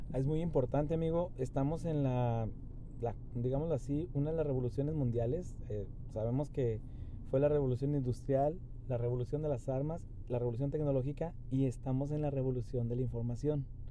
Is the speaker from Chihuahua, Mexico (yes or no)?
yes; Chihuahua, Mexico; also born or lived in Monterrey; mi mayor experiencia pues fue en el estado de Chihuahua, mi ciudad natal